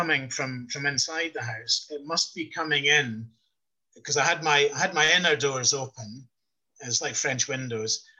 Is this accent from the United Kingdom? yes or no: yes; Scotland, United Kingdom; being a Scot